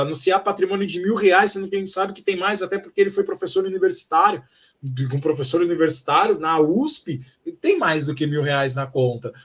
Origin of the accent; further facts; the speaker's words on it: São Paulo, Brazil; eu, como paulistano